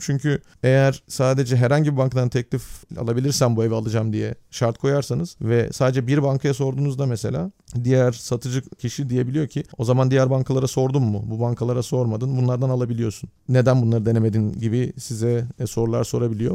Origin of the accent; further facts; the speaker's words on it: Turkey; now in Netherlands; bir Türk olarak Hollanda'da